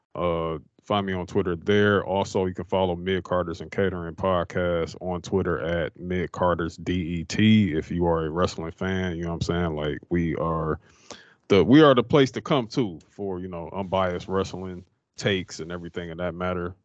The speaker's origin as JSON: {"language": "English", "town": "Detroit", "region": "Michigan", "country": "United States", "said": "I am from Detroit, Michigan"}